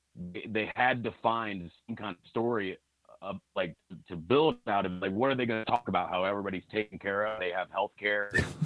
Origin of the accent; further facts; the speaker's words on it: United States; I was born in America.